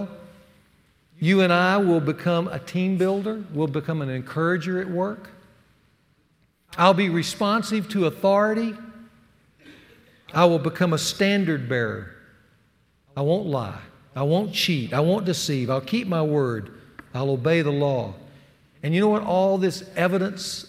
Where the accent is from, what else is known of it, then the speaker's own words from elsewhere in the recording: the South, United States; accent: Southern; moved away as an adult; I was the only guy from the South. They made fun of my Southern accent